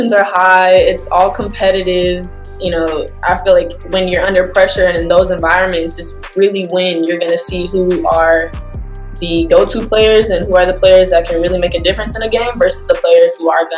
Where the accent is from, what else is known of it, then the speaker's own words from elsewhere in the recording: Nashville, Tennessee, United States; I was born in Nashville, Tennessee, so I lived there growing up